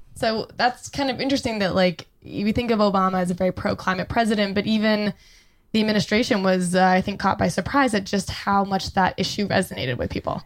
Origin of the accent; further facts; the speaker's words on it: Canada; now in Los Angeles, United States; as a Canadian citizen